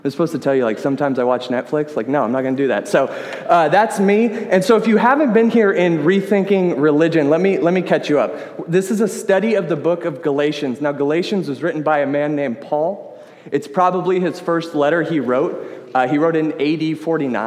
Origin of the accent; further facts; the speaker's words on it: Sacramento, California, United States; I am from the Sacramento area.